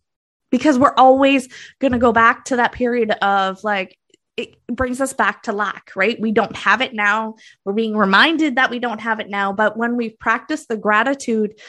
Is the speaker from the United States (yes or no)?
no; Canada; I'm Canadian